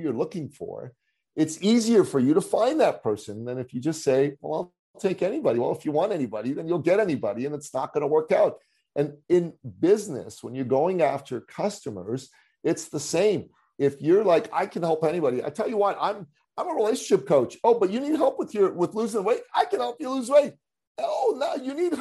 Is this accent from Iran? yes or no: yes; Iran; moved away; I come from the Middle East. I come from Iran. I'm a Christian. I'm an ethnic minority in my country